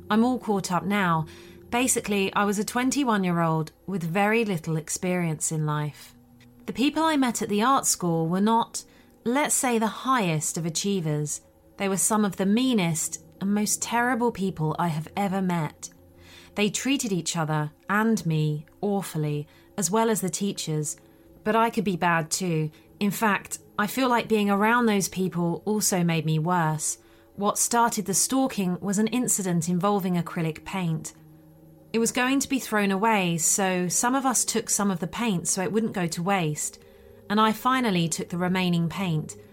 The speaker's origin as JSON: {"language": "English", "country": "Sweden", "said": "it happened in my home country of Sweden"}